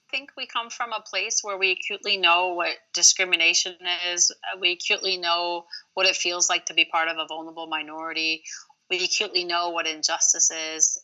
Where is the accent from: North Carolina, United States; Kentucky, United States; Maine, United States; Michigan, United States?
Michigan, United States; Royal Oak; first language Arabic; English is a second language; the place I grew up here in Michigan, Royal Oak